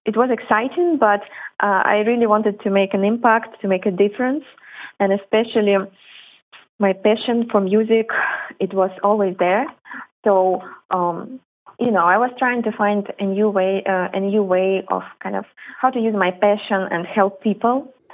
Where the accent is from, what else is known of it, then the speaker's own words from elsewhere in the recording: Belarus; moved away; originally both my brother and I, we are from Belarus